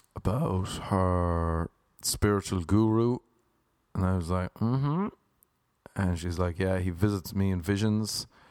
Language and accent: English; Ireland; moved away as an adult; now in Los Angeles, United States; As an Irish man